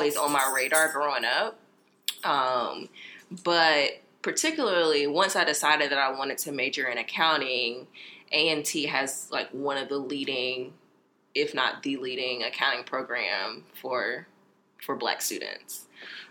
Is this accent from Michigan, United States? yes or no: no; Raleigh, North Carolina, United States; moved away as an adult; also born or lived in Houston, Texas; now in Atlanta, United States; I'm from Raleigh, born and raised